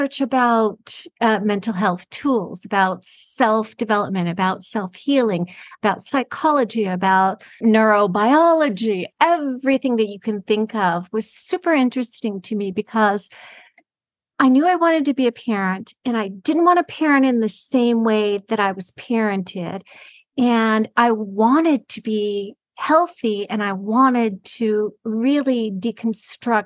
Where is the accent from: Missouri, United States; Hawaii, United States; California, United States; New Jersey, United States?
California, United States; Los Angeles; moved away; I'm originally from California, from Los Angeles